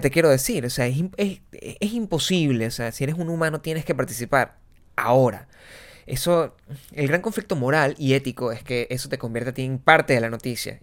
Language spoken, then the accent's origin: Spanish; Venezuela; moved away; nosotros somos venezolanos